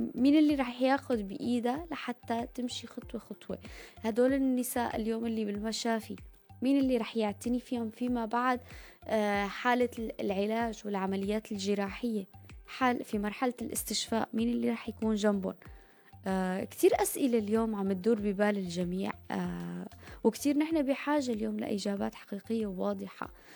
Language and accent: Arabic; Syria; now in Turkey; كسوريين وأتراك